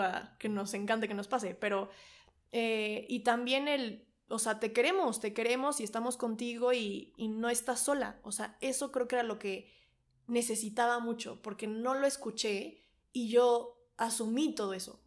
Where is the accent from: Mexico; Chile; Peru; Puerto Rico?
Mexico; Toluca, State of Mexico; regreso a Toluca, de donde yo soy, bueno, donde yo vivo y toda mi familia